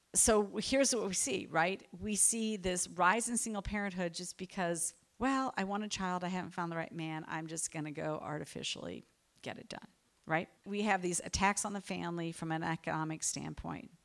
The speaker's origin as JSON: {"language": "English", "country": "United States", "said": "as an American"}